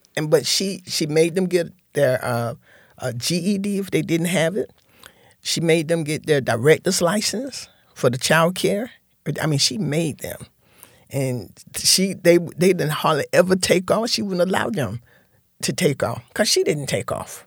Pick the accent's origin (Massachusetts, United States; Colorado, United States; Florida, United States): Florida, United States; Fort Lauderdale; now in Tallahassee, United States; growing up in Fort Lauderdale was, was real good